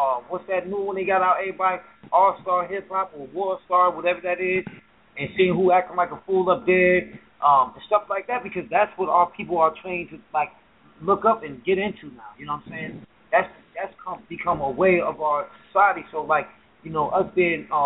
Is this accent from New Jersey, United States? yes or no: yes; New Jersey, United States; moved away; We down south in the north, so I'm from Jersey